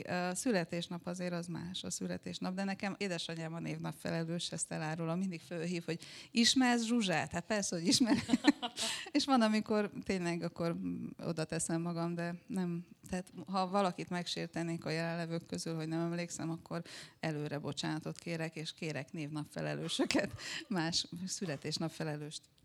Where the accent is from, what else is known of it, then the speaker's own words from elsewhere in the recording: Cluj-Napoca, Cluj County, Romania; now in Berlin, Germany; egy olyan többnyelvű környezetben nőttem fel, ahol az utcán ugye főleg románul beszéltek, Kolozsváron